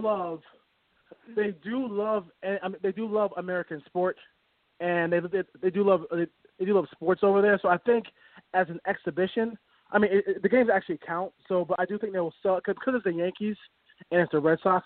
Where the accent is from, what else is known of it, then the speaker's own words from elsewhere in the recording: Jamaica; I'm Jamaican and I have a lot of family who lives in Jamaica